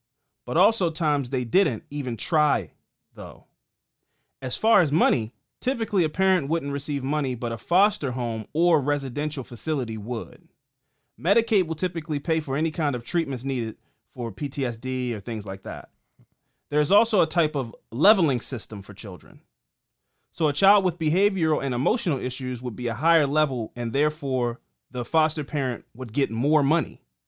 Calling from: Louisville, Kentucky, United States; I'm writing from Louisville, and thank you for talking about Breonna Taylor.

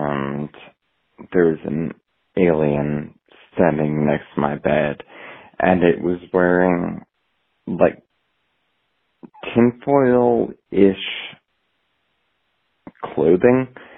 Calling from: Portland, Oregon, United States; I'm calling from Portland, Oregon.

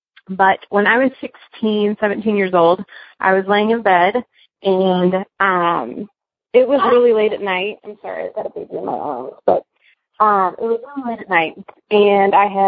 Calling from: Cincinnati, Ohio, United States; I'm calling from Cincinnati.

